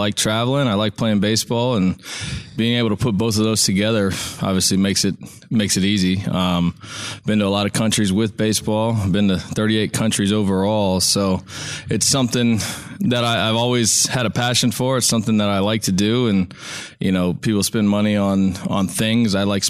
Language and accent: English; Pinellas Park, Florida, United States; So I grew up in the Boys and Girls Club in Pinellas Park